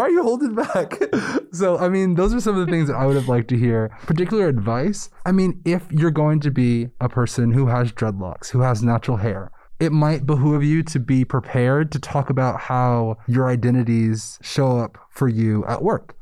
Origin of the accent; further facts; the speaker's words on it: New York City, New York, United States; moved away as an adult; I went to undergrad in a predominantly white, small town after being born and raised in New York City